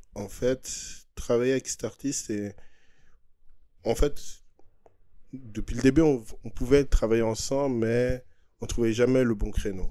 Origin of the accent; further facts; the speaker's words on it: Geneva, Switzerland; on est de Genève, on est beaucoup plus côté français